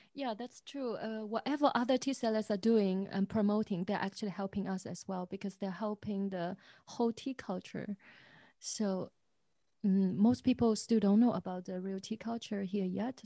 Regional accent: Zhejiang, China; now in Dresden, Germany; I grew up in Zhejiang

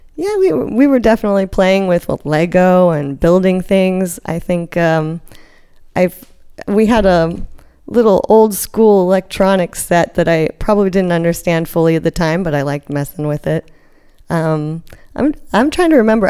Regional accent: South Africa; moved away; also born or lived in Cape Town, South Africa; I grew up partially, I was born in South Africa. So I spent a lot of years on the coasts there.

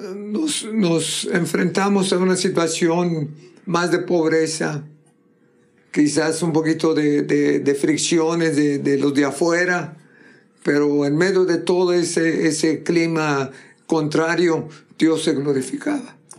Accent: Monterrey, Nuevo León, Mexico; moved away as an adult; also born or lived in Texas; yo soy de Monterrey

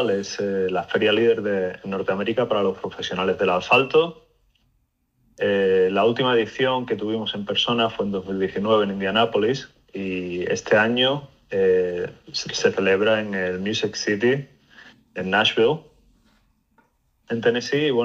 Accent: Spain; moved away as an adult; now in United States; yo me vine de España hace ya pues cerca de 15, 16 años a Estados Unidos. Eh, me vine por temas de estudios y bueno, por poco, ¿no? Cosas de la vida, pues me casé

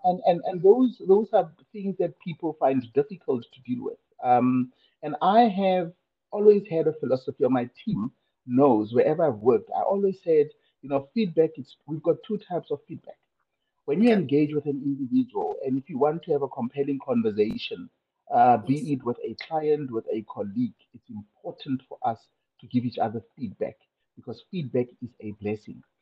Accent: Kimberley, Northern Cape, South Africa; I was born in Kimberley, I think about four decades ago

